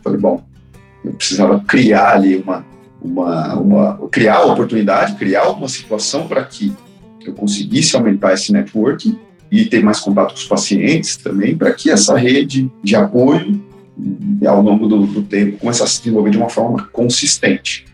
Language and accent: Portuguese; Campo Grande, Mato Grosso do Sul, Brazil; now in São Paulo, Brazil; mudei de cidade, sou de Campo Grande, Mato Grosso do Sul, vim pra São Paulo